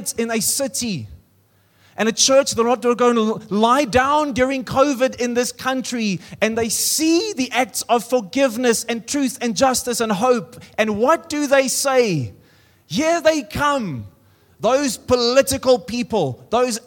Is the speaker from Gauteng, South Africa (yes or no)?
no; Free State, South Africa; now in Pretoria, South Africa; I come from the Free State, and now I live in Pretoria.